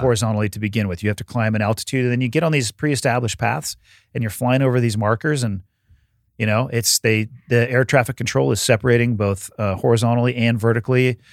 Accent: Santa Cruz, California, United States; moved away; I'm born and raised in Santa Cruz

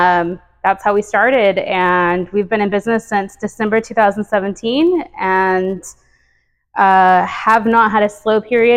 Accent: The Woodlands, Texas, United States; so we moved to the Woodlands right after Harvey. I'm actually from the Woodlands though.

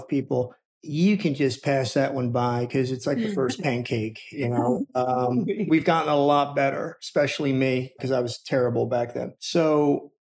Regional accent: Rosenhayn, New Jersey, United States; I'm from Rosenheim as well

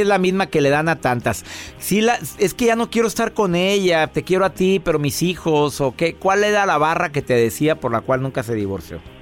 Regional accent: Monterrey, Nuevo León, Mexico; somos de Monterrey, Joel y yo

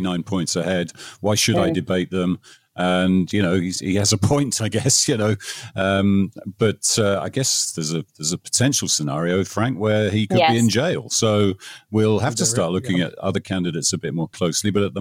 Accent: England, United Kingdom; now in United States; I'm English

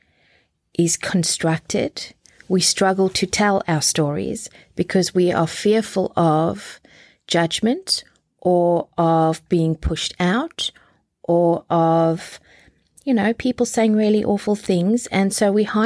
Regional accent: Port Elizabeth, Eastern Cape, South Africa; moved away as an adult; also born or lived in Canada; now in Australia; I was born in Port Elizabeth, South Africa, you know, and I was born to a Pentecostal minister and his wife.

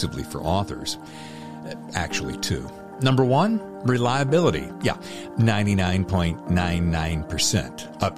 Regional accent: the South, United States; moved away; I'm from the South originally

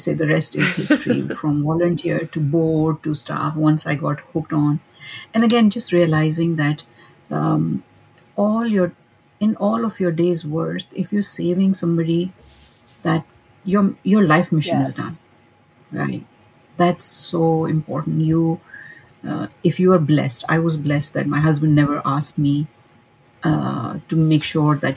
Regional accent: Pakistan; moved away as an adult; now in Dallas, United States; Originally, I am from Pakistan.

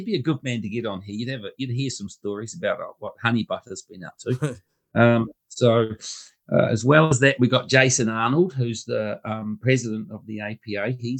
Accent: Hamilton, Waikato, New Zealand; we're hosting it here in Hamilton, my hometown.

